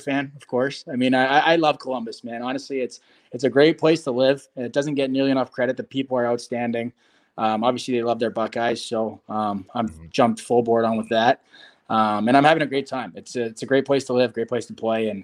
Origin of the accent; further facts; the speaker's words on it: Toronto, Ontario, Canada; also born or lived in Montreal; as a kid growing up in Toronto